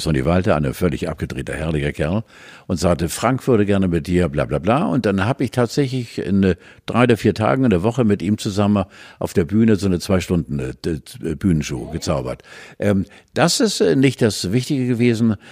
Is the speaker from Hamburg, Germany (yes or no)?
no; Pomerania, Mecklenburg-Vorpommern, Germany; Ich komme ja auch aus Pommern.